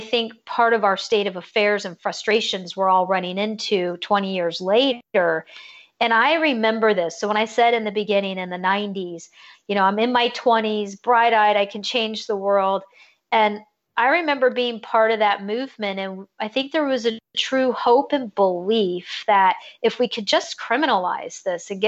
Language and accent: English; California, United States; also born or lived in Georgia / Virginia; now in Florida, United States; I'm originally from California